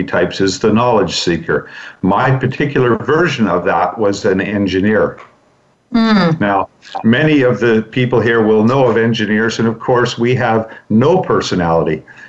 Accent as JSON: {"language": "English", "town": "Vancouver", "region": "British Columbia", "country": "Canada", "tie": "born or raised there", "said": "I was born and raised in Vancouver, where Brandy is as well"}